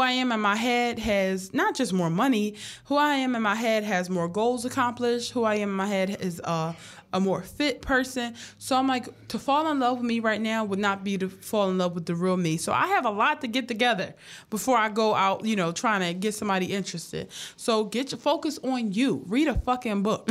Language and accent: English; Philadelphia, Pennsylvania, United States; I come from a hard background. Like yeah. me and my family struggle. Like I'm from North Philly